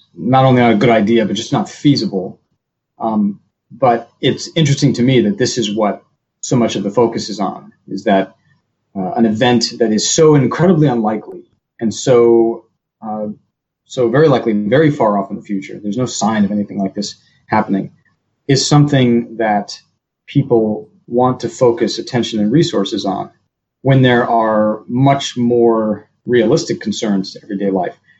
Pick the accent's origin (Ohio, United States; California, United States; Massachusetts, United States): California, United States; Northern; moved away; growing up in Northern California, we have volcanoes there as well